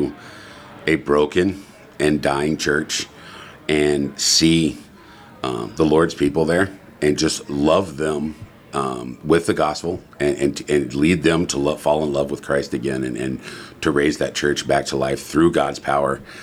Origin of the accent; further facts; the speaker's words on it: Texas, United States; also born or lived in Englewood, Colorado; now in Loup City, United States; I'm originally from Texas